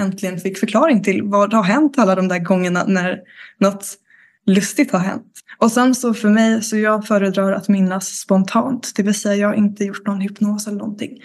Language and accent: Swedish; Karlskrona, Blekinge, Sweden; moved away; also born or lived in Stockholm; jag kommer från Blekinge, Karlskrona